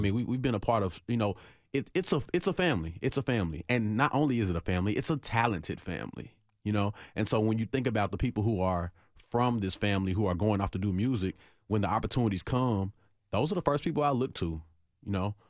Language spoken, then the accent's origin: English; Nashville, Tennessee, United States; I'm from Nashville, born and raised in Nashville